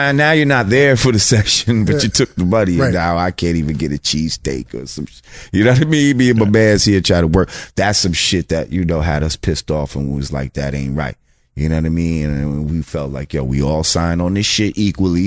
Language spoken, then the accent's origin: English; New Rochelle, New York, United States; where we grew up at in Marichelle